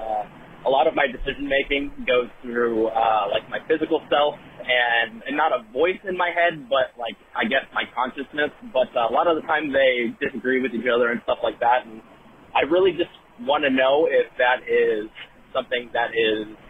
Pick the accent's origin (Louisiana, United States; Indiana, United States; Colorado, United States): Indiana, United States; I'm from Indiana.